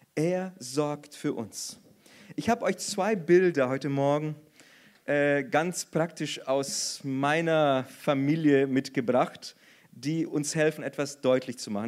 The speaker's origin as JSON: {"language": "German", "country": "Brazil", "moved": "yes", "said": "als Brasilianer friere ich sowieso immer und ständig"}